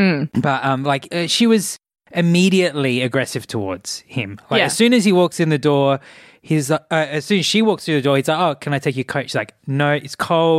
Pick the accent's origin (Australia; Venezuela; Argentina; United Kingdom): Australia